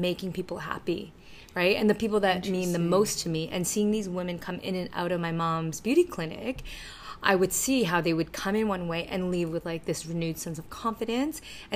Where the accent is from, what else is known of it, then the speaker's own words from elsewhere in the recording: Toronto, Ontario, Canada; English is a second language; also born or lived in China; we grew up in Scarborough